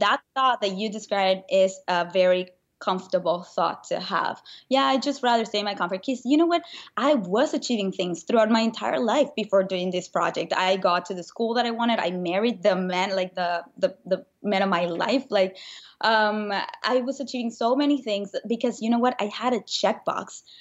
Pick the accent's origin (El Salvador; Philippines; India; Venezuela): Venezuela; moved away as an adult; now in United States; I grew up in Venezuela, and when I was nineteen, I moved